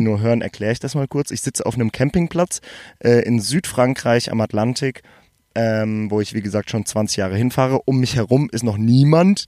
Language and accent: German; Germany; ich bin aus Deutschland